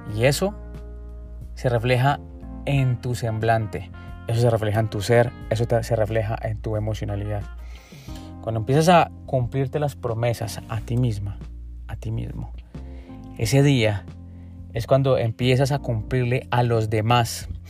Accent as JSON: {"language": "Spanish", "country": "Colombia", "said": "en mi país, en Colombia"}